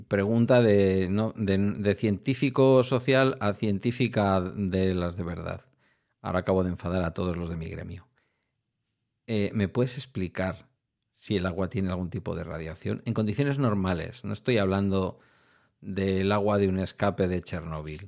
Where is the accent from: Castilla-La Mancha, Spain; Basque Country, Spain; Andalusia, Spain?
Basque Country, Spain; town on the Ibaizabal river, near Bilbao; el Ibaizábal es el río que pasa por mi pueblo